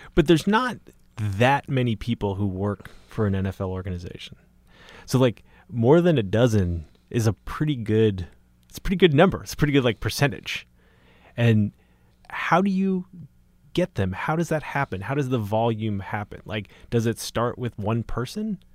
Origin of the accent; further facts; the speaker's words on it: Boston, Massachusetts, United States; I grew up in Boston